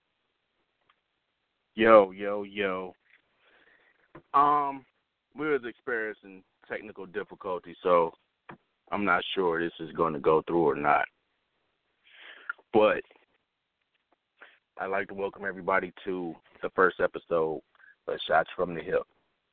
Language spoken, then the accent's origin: English; Cleveland, Ohio, United States; moved away; my hometown, Cleveland, Ohio.